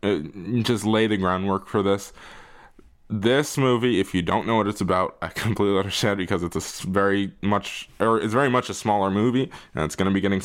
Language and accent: English; United States; we are American